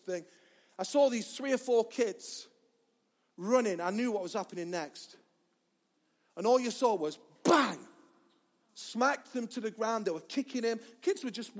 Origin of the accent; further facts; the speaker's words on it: Mansfield, East Midlands, United Kingdom; I'm from Mansfield, that's how they talk as well.